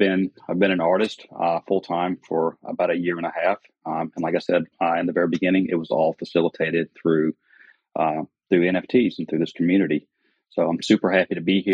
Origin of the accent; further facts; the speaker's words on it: the South, United States; accent: Southern; I live in South Carolina. If you couldn't tell by my accent, I'm a Southerner.